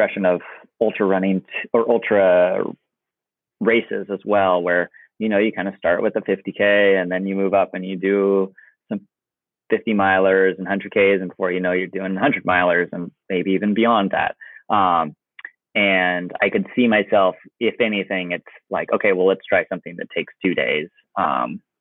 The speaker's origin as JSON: {"language": "English", "region": "Oregon", "country": "United States", "tie": "born or raised there", "said": "I grew up in Oregon."}